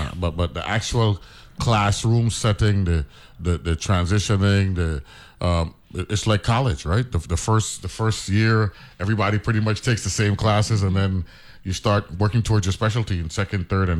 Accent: U.S. Virgin Islands; we're half American, half West Indians, you know what I'm saying?

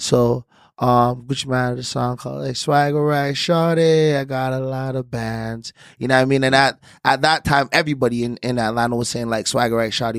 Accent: Toronto, Ontario, Canada; I actually was from there

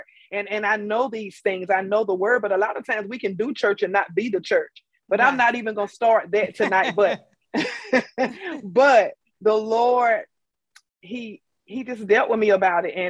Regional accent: Tarboro, North Carolina, United States; I am from Tarboro, North Carolina, T-Town

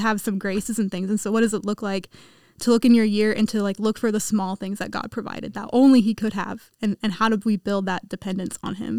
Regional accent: Kansas, United States; I'm from Kansas

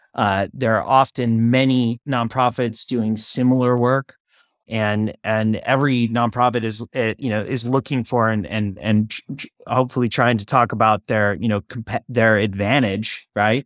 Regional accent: Oakland, California, United States; I was born and raised in Oakland, California

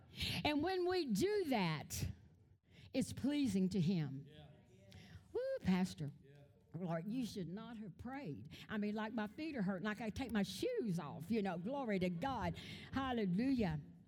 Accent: Louisiana, United States; I'm Cajun. I go, whoa, whoa. I talk with all this stuff.

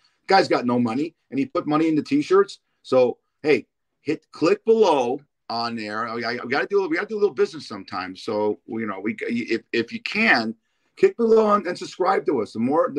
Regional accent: Los Angeles, California, United States; born or raised there

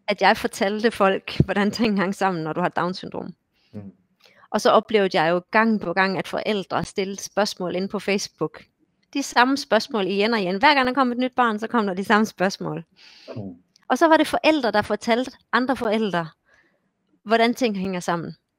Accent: Esbjerg, Southern Denmark, Denmark; moved away as an adult; also born or lived in Odense / Copenhagen; now in Hamar, Norway; Jeg kommer mm. fra Esbjerg, som er på vestkysten, og har så boet også i Odense og København.

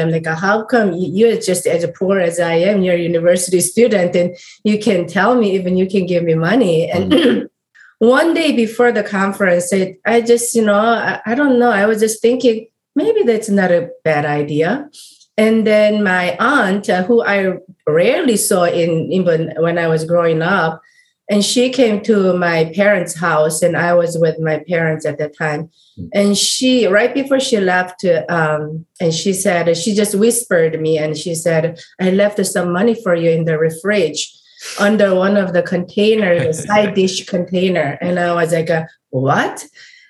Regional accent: South Korea; moved away; I'm coming from South Korea, completely opposite side of the world, and I grew up in a Buddhist family

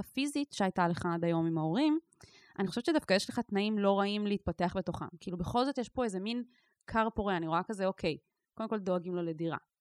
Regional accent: Israel; אני נגיד גדלתי בקיבוץ, שיתופי

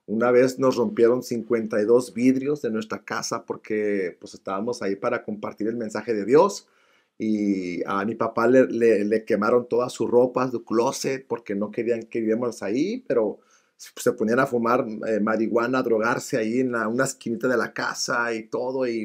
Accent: Zacatecas, Mexico; Mero Zacatecas, Zacatecas, ahí en el este de Zacatecas. Pues mi niñez, la mera verdad, cuando llegamos a Zacatecas

